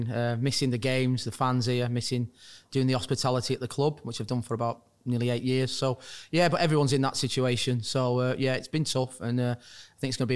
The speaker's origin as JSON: {"language": "English", "town": "Wigan", "region": "North West England", "country": "United Kingdom", "tie": "born or raised there", "said": "Well, it's a rugby town as, as such."}